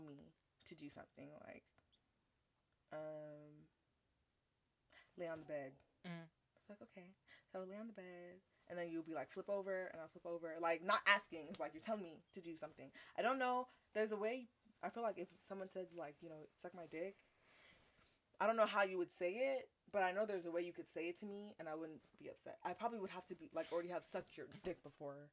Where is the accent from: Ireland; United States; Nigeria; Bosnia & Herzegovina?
Nigeria; I am Nigerian